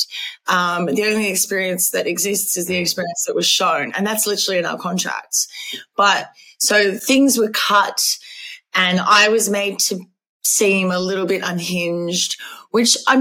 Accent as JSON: {"language": "English", "country": "Australia", "said": "I am Australian"}